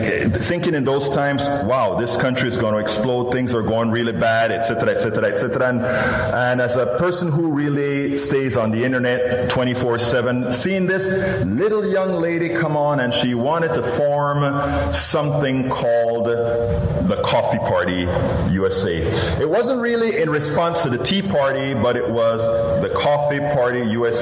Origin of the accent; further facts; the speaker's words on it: Panama; now in Houston, United States; I'm originally from Central America, Panama, you know, that little peninsula, all the way in Central America. And when I grew up, one of the big things about the United States is that all of us, one of our dreams was to come to the United States